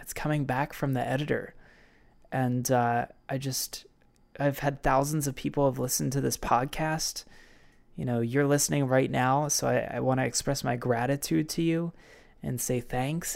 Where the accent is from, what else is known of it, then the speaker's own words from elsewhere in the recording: Baltimore, Maryland, United States; a fitness facility in Baltimore City in Maryland, my hometown